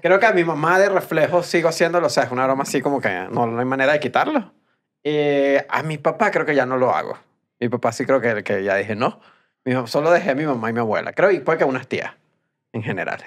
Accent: Venezuela; moved away; los venezolanos creo que como somos muchos en todos lados

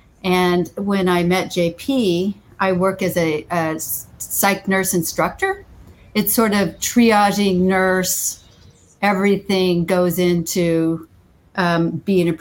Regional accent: Winters, California, United States; also born or lived in Santa Rosa / San Francisco; I grew up in Winters, which is right by Davis. It's a little farm community

